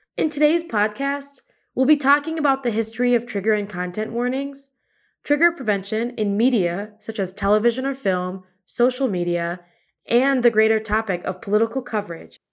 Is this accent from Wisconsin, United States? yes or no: yes; Wisconsin, United States; moved away; I'm originally from Wisconsin